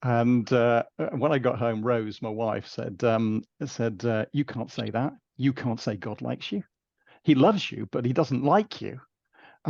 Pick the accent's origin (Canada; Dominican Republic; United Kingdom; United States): United Kingdom; Yorkshire and the Humber; now in Wales; I'm a Yorkshireman I'm a Yorkshire exile, and I'm living in Wales.